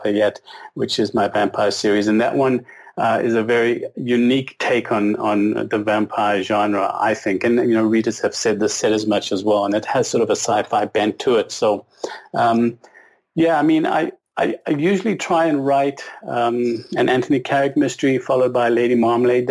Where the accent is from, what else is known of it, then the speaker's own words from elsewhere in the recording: South Africa; now in Canada; I was born and raised in South Africa under a sort of, I guess, British influence